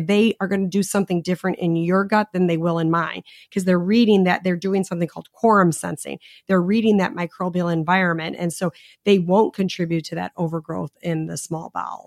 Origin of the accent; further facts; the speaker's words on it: Chicago, Illinois, United States; I'm from Chicago